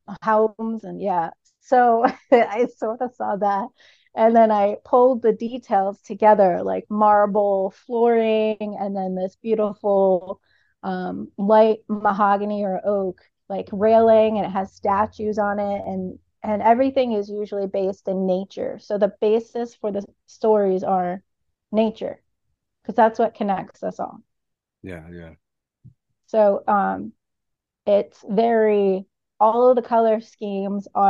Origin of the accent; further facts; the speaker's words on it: United States; I'm American